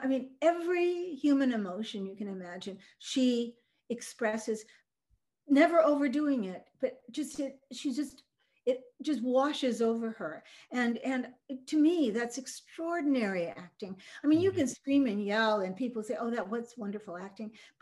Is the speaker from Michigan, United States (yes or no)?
yes; Michigan, United States; English is a second language; also born or lived in Norway; she placed me with my parents that I had in Michigan.